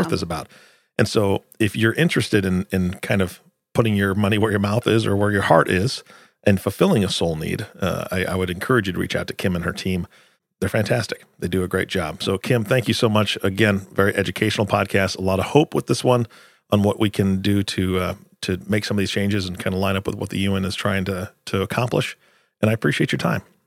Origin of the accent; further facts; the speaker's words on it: Washington, United States; moved away; I grew up in Washington